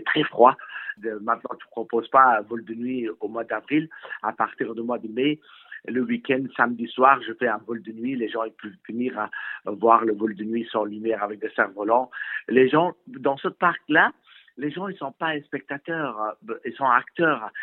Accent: Afghanistan; now in France; je suis originaire d'Afghanistan

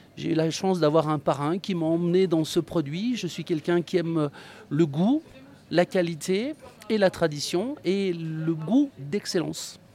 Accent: Savoie, Auvergne-Rhône-Alpes, France; je suis un enfant des stations, mademoiselle. Je suis né en station. Je suis un petit Savoyard

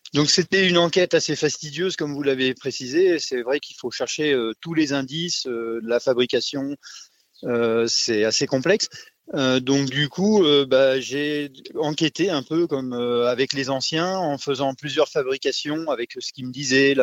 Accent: Normandy, France; moved away; je suis pas du pays, hein, je suis normand

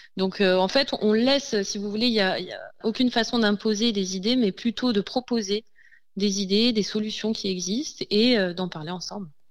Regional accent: Provence-Alpes-Côte d'Azur, France; nous sommes euh, mar-alpins, donc euh, nous venons du département des Alpes-Maritimes

